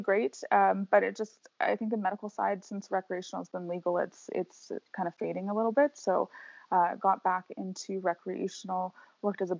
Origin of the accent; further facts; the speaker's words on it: British Columbia, Canada; moved away; I grew up in British Columbia, which is kind of like the weed capital of Canada.